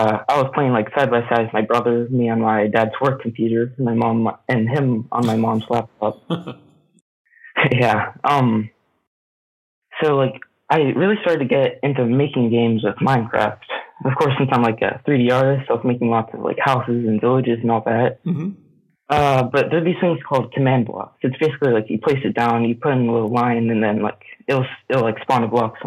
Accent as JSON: {"language": "English", "region": "Pennsylvania", "country": "United States", "tie": "born or raised there", "said": "So I grew up in Pennsylvania. I lived there my whole life"}